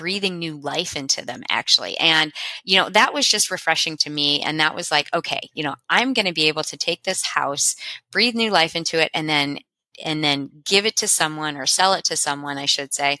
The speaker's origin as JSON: {"language": "English", "town": "Cincinnati", "region": "Ohio", "country": "United States", "said": "I'm from Cincinnati, Ohio"}